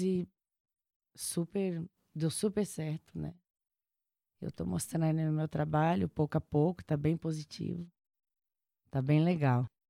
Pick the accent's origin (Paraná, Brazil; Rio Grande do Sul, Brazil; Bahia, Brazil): Bahia, Brazil; Chapada Diamantina; moved away; Eu nasci na Chapada Diamantina, nasci na roça, sou de uma família grande